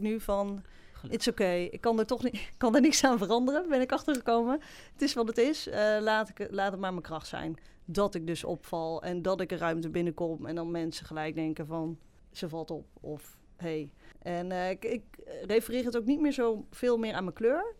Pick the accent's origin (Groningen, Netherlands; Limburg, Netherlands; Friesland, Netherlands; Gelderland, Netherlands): Gelderland, Netherlands; Varik; also born or lived in Sri Lanka; Ik ben geadopteerd. Hè, ik ben opgegroeid in de Betuwe, in Varik